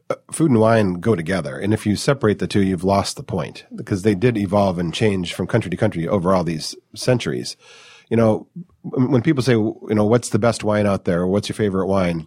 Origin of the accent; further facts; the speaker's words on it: Detroit, Michigan, United States; moved away as an adult; now in California, United States; I'm not from California. I was raised in the Detroit suburbs, moved out here in my twenties.